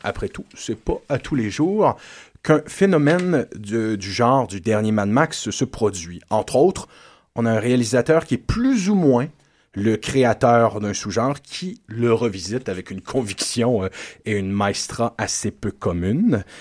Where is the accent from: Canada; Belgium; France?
Canada; Quebec; chez nous, en Terre Québec